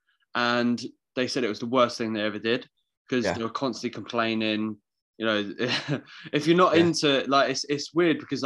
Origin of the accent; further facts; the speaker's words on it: London, United Kingdom; I'm from London